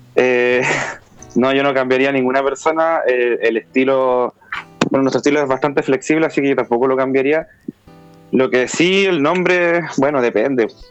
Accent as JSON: {"language": "Spanish", "town": "Punta Arenas", "region": "Magallanes and Chilean Antarctica", "country": "Chile", "tie": "born or raised there", "said": "Yo crecí en Punta Arenas, que es una región que está cerca de, bueno, en la, Patagonia"}